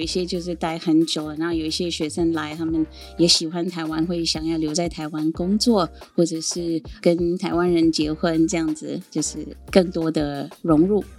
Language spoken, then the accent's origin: Chinese; India; first language Sindhi; Chinese is a second language; moved away as an adult; also born or lived in Sindh; now in Taiwan; मैं भारत से हूँ